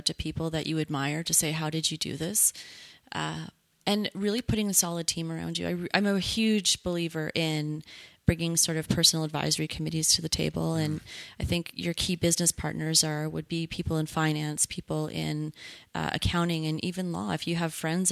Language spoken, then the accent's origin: English; Canada; as a Canadian